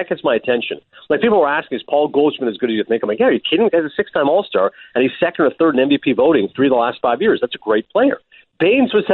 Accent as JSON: {"language": "English", "town": "Toronto", "region": "Ontario", "country": "Canada", "said": "I'm from Toronto."}